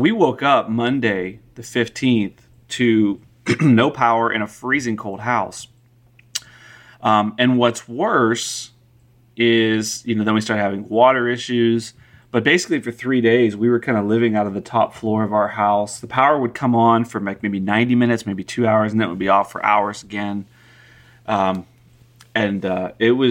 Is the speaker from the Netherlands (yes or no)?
no; Pennsylvania, United States; now in Texas, United States; I come from Pennsylvania where it's just common to drive down the road and see mountains of salt